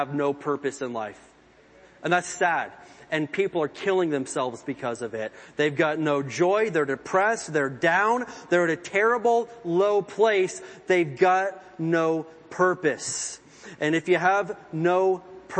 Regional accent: Indiana, United States; growing up in Indiana in the woods and stuff, there's lots of water

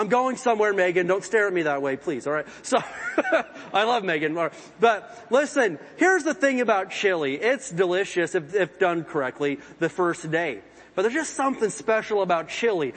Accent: Indiana, United States; growing up in Indiana in the woods and stuff, there's lots of water

